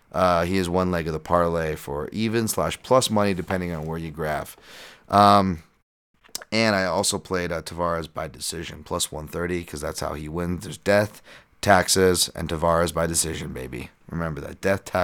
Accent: South Africa; Speaking of potential race issues, I'm from South Africa.

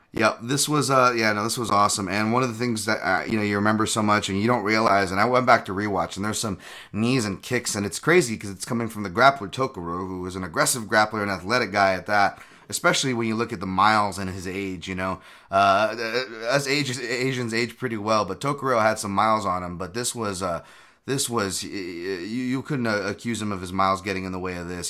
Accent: Hawaii, United States; moved away; I'm from Hawaii.

